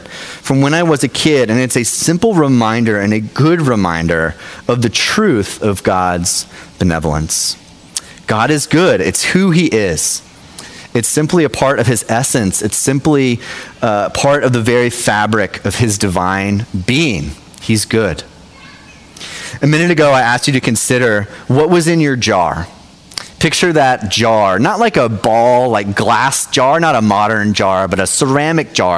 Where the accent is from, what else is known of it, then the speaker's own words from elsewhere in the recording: Knoxville, Tennessee, United States; now in South Jersey, United States; So I'm from Knoxville, Tennessee originally